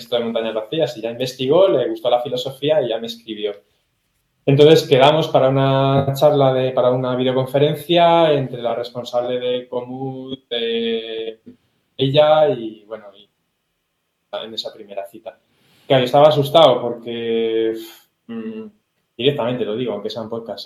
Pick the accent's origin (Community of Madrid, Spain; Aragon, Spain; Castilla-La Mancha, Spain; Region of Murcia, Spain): Aragon, Spain; Teruel; Yo soy español, ¿de qué ciudad? De Teruel